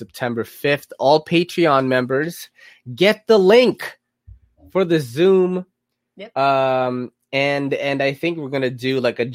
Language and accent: English; New York City, New York, United States; also born or lived in Queens; I grew up in New York City at that time